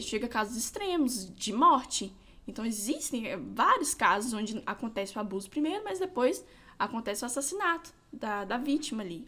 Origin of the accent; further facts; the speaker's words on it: São Gabriel da Palha, Espírito Santo, Brazil; Eu nasci aqui em São Gabriel mesmo, sou capixaba da gema, gabrielense